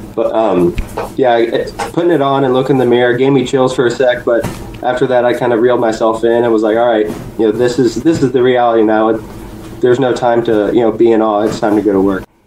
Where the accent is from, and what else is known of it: Ohio, United States; born or raised there; also born or lived in Huntington, West Virginia